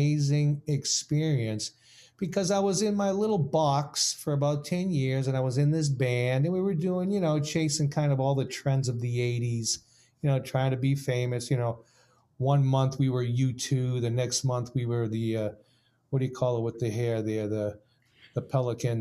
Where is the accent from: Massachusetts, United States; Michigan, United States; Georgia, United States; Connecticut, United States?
Massachusetts, United States; Boston; I grew up in Boston